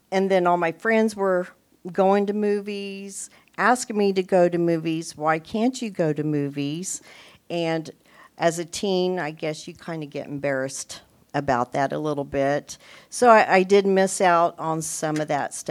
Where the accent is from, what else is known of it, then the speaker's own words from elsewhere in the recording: Topeka, Kansas, United States; I was born and raised here in Topeka, Kansas, 60 years ago